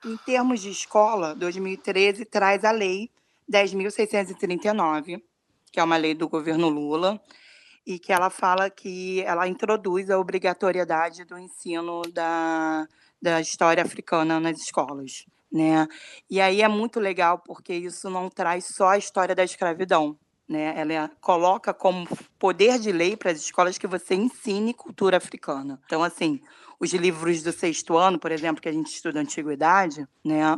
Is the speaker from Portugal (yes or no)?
no; Rio de Janeiro, Brazil; sou aqui do Rio de Janeiro